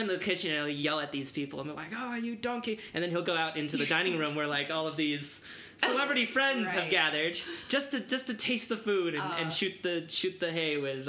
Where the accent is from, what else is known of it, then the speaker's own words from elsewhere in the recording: Beijing, China; born there; I was born in Beijing, yes